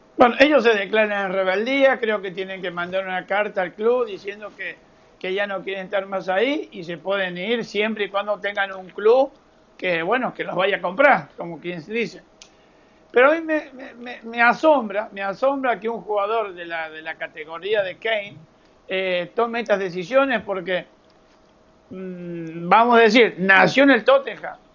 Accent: Argentina; como decimos nosotros, jugando al truco en la Argentina

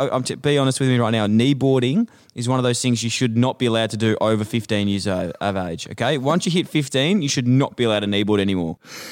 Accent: Ballarat, Victoria, Australia; Yeah, I actually am from Ballarat and I was a farmer.

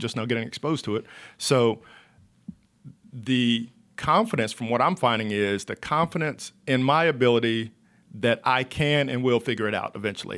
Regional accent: Monroe, North Carolina, United States; from Monroe, North Carolina, which is about thirty minutes outside of Charlotte. I grew up on a farm

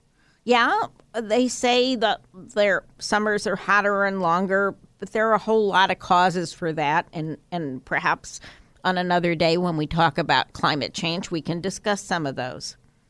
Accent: California, United States; when I grew up here in Sonoma County, actually, and Napa County, those were remote hamlets.

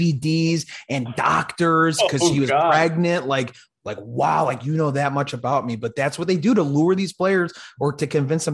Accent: Chicago, Illinois, United States; moved away as an adult; now in South Jersey, United States; I'm from Chicago, so I'm a big Cubs fan, but I just moved to New Jersey in July.

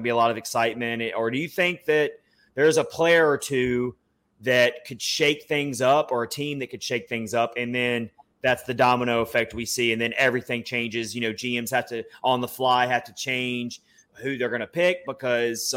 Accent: Nashville, Tennessee, United States; being in my hometown

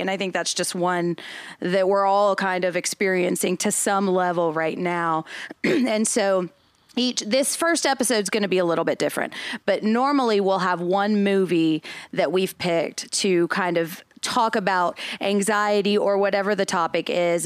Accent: Nashville, Tennessee, United States; I'm from Nashville

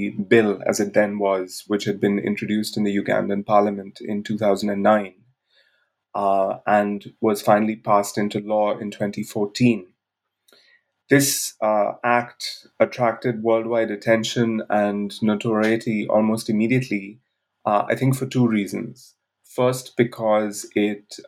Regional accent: India; moved away as an adult; also born or lived in Bangalore; I grew up in India, where I lived till the age of 23

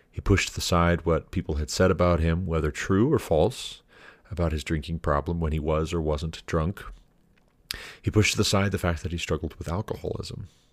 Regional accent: Montana, United States; moved away; also born or lived in Hillsboro, Ohio; we moved to Montana, my home state, in two thousand twelve

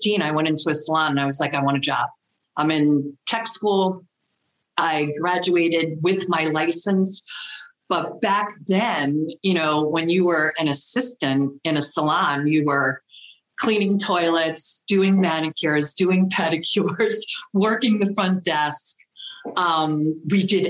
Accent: Westchester County, New York, United States; I am from Westchester County, New York, which is the first little suburb area right outside of New York City, just north of New York City.

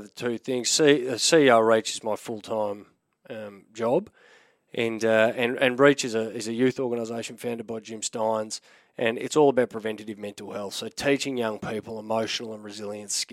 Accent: Melbourne, Victoria, Australia; also born or lived in London, United Kingdom; I'm Australian now, not English

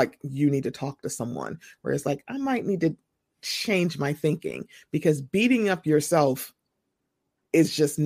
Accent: Chicago, Illinois, United States; I'm from Chicago

